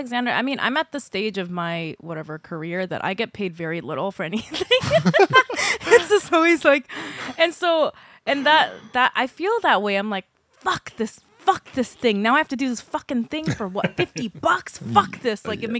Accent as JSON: {"language": "English", "country": "South Korea", "tie": "born or raised there", "moved": "yes", "said": "I grew up in Korea for probably most of my childhood, or at least like a solid portion of it."}